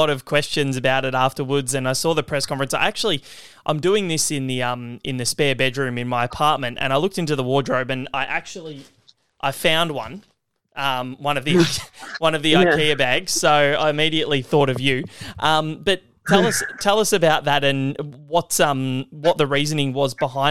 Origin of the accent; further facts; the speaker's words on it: Australia; as an Australian and someone who works in the media